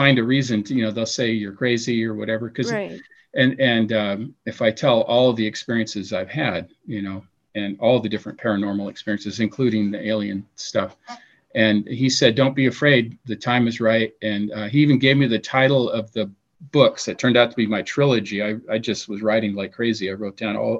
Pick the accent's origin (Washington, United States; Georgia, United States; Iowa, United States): Washington, United States; Seattle; moved away; we're both from Seattle, we grew up together